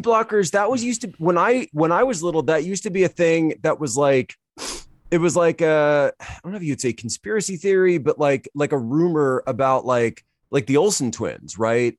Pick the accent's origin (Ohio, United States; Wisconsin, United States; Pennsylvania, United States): Pennsylvania, United States; Philadelphia; also born or lived in China; growing up in the Philadelphia area